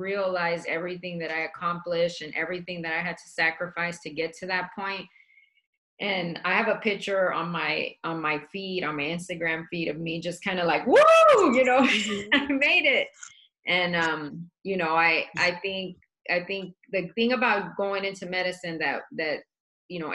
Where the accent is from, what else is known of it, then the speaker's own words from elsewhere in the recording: Dallas, Texas, United States; also born or lived in El Paso, Texas; now in Phoenix, United States; I was born in El Paso, but we grew up in Dallas